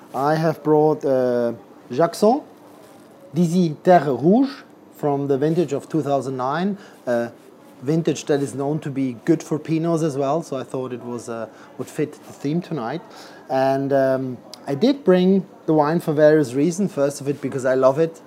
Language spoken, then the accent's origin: English; Switzerland; now in London, United Kingdom; I come originally from Switzerland, where I grew up in a restaurant close to the French border